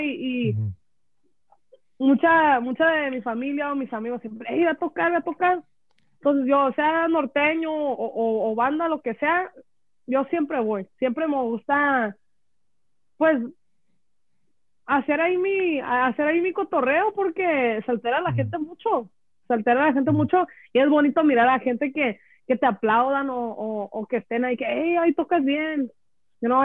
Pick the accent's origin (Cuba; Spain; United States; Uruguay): United States; Los Angeles, California; somos de LA, somos